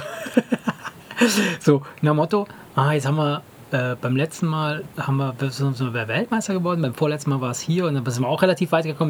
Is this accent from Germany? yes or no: yes; Germany; also born or lived in Italy; Ich bin hier, nicht hier geboren, aber ich bin hier aufgewachsen.